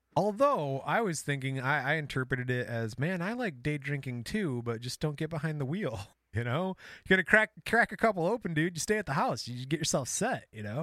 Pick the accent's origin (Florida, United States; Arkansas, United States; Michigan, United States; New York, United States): Michigan, United States; we're from Michigan. We talk like that every once in a while